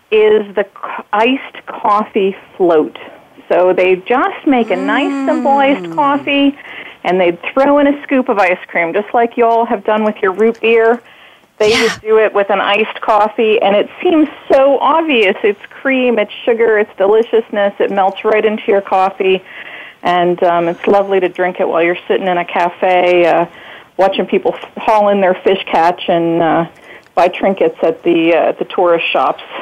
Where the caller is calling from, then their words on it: New Jersey, United States; Well, I'm calling from New Jersey.